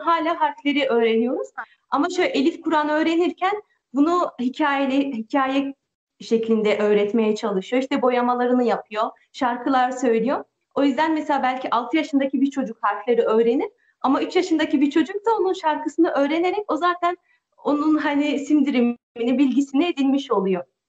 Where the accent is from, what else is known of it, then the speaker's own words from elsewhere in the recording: France; also born or lived in Turkey; Ben de Fransa'dayım. Doğma büyüme buralıyım